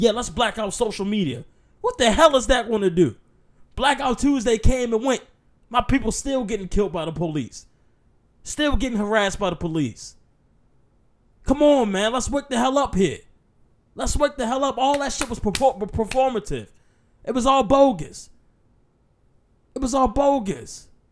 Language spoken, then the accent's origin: English; United States; as an American